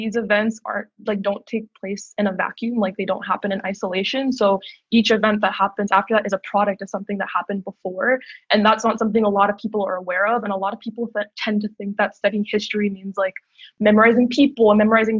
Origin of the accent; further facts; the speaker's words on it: just outside of Baltimore, Maryland, United States; moved away as an adult; now in Toronto, Canada; I'm originally from the United States, so I grew up just outside of Baltimore